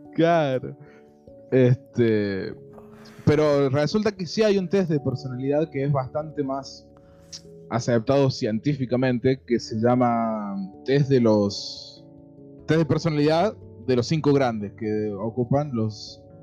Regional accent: Córdoba, Argentina; somos de Córdoba capital

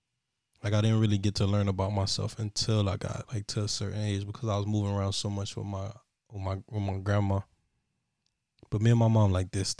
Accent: Miami, Florida, United States; born there; Nope, I was born in Jackson South. Right in Overtown.

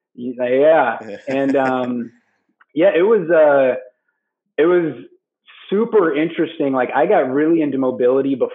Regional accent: West Des Moines, Iowa, United States; also born or lived in Chicago; I am from West Des Moines originally, born and raised

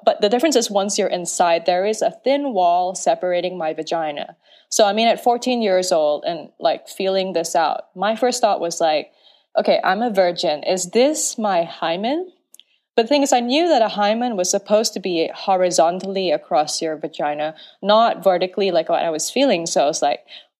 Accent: Penang Island, Malaysia; I am Malaysian, born and raised on Penang Island

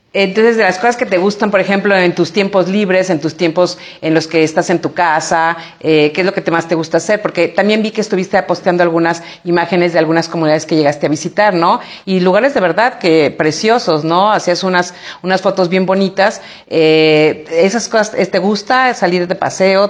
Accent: San Miguel de Allende, Guanajuato, Mexico; es mi pueblo, es puro arraigo, es puro cariño

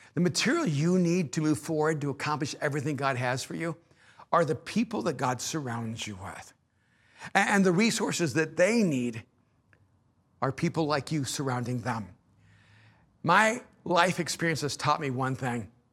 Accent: El Salvador; moved away; I'm an immigrant from El Salvador

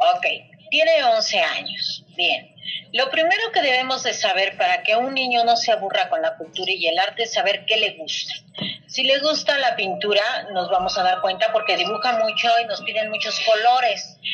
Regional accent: Mexico; sí soy mexicana, pero también traigo sangre española.

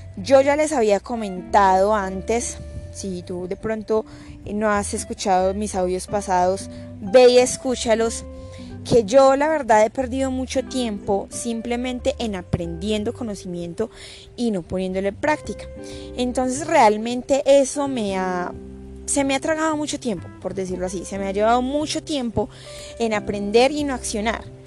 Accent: Colombia; soy de Colombia

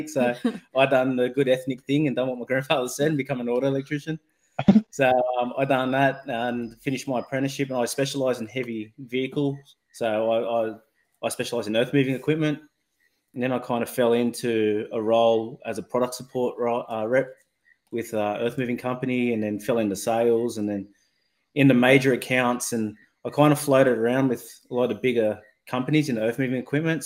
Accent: Blacktown, New South Wales, Australia; I grew up in Western Sydney. In Blacktown, my parents are still there in a little three-bedroom home.

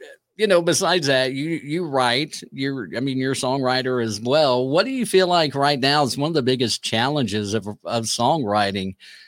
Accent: Kennett, Missouri, United States; born or raised there

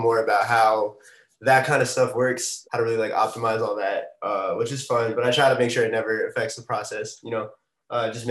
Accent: New York City, New York, United States; I'm from Queens, New York, Astoria to be exact

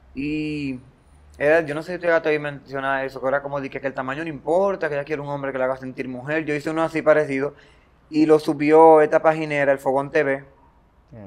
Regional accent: Baní, Peravia, Dominican Republic; soy de Baní, eh, una comunidad llamada Matagorda, ubicada en la provincia de Peravia

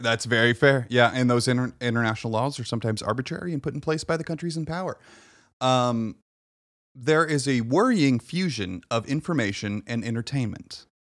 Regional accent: United States; I was born here

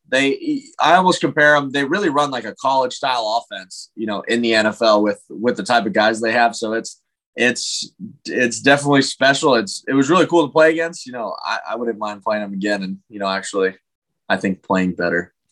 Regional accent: Thousand Oaks, California, United States; I go home to Thousand Oaks, you know, California, even though most people think I'm Canadian

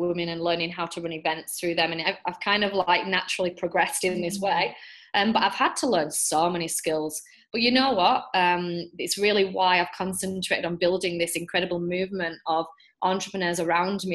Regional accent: England, United Kingdom; now in Australia; I'm English

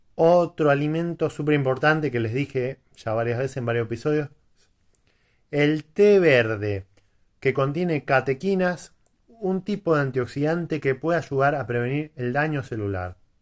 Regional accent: Quilmes, Buenos Aires Province, Argentina; Soy de Buenos Aires, de zona sur. Para que conozca la cerveza Quilmes, de ahí, precisamente

